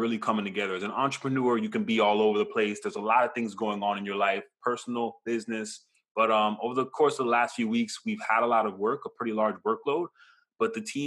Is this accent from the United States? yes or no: yes; Hollywood, Florida, United States; also born or lived in Brooklyn, New York; now in Pembroke Pines, United States; I grew up in Hollywood for most of my life and currently in Pines